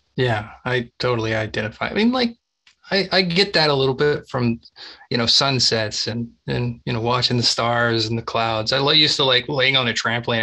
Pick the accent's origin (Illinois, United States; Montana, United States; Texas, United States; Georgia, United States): Texas, United States; I grew up in Texas